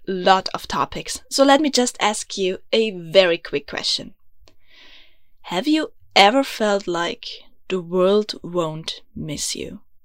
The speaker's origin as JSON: {"language": "English", "region": "Vienna", "country": "Austria", "first_language": "German", "second_language": "English", "said": "I'm from Vienna, beautiful, grumpy Austria, which you might have guessed, because I know I have an accent. Yeah, English is not my mother tongue. It's actually German"}